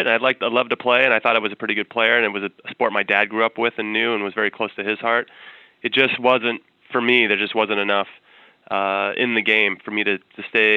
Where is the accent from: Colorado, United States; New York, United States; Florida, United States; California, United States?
California, United States; Temple City; camp in Southern California where I grew up in Temple City